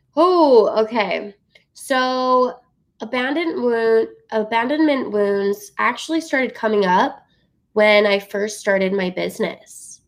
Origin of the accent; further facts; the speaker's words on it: Utah, United States; growing up in Utah